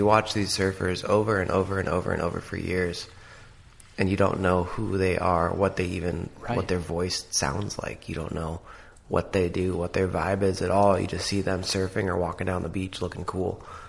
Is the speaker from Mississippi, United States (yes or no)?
no; Seattle, Washington, United States; But I was born and raised in Seattle. And my dad was a little bit of a surfer and my uncle's a surfer.